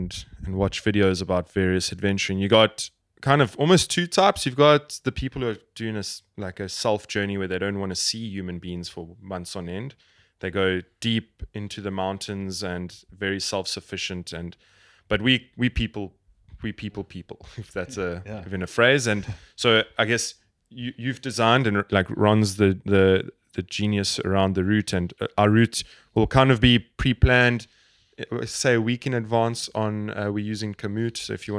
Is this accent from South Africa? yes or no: yes; South Africa; I'm going on my South African passport and I'm going to, through hook or by crook, get a visa per country.